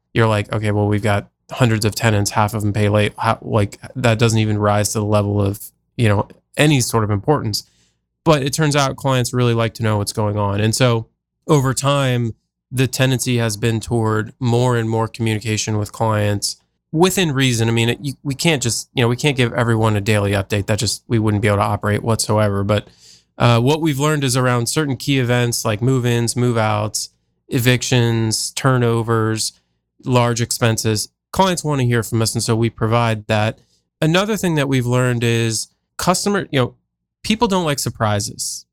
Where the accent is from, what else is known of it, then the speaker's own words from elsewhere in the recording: New Jersey, United States; now in Columbus, United States; I actually grew up on the East Coast, uh, so I grew up in New Jersey